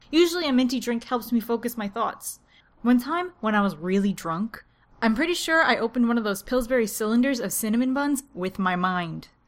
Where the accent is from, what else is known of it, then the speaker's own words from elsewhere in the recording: New Jersey, United States; to tell people that I'm from New Jersey. It's the most unglamorous state.